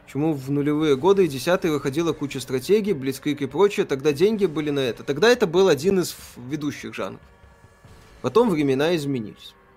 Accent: Belarus; Я же белорус

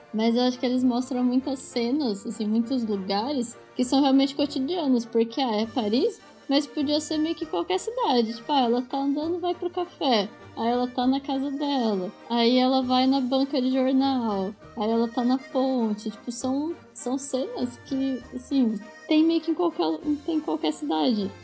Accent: Brazil; como brasileiro

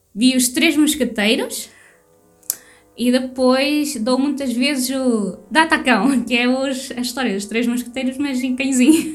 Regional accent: Portugal; Eu sou portuguesa.

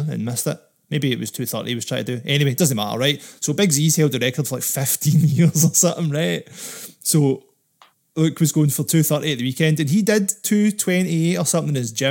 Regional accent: United Kingdom; us as Brits

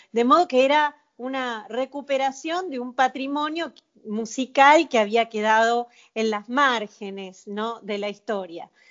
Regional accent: Mar del Plata, Buenos Aires Province, Argentina; also born or lived in France; now in Buenos Aires, Argentina; yo nací en Mar del Plata, así que es una, viví muchos años en Francia

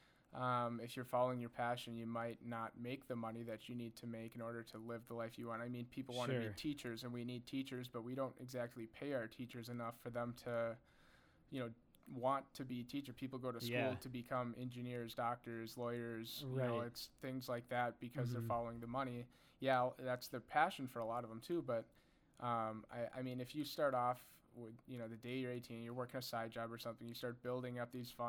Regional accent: Bloomington, United States; I grew up right here in Bloomington.

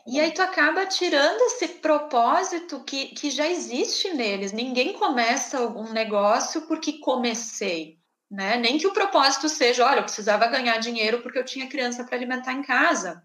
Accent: Rio Grande do Sul, Brazil; accent: gaúcho; eu sou do Rio Grande do Sul

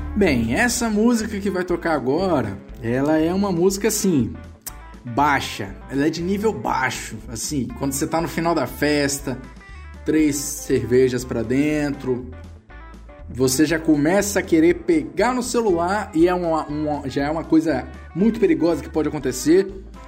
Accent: Vitória, Espírito Santo, Brazil; Eu moro no Espírito Santo, sou aqui de Vitória

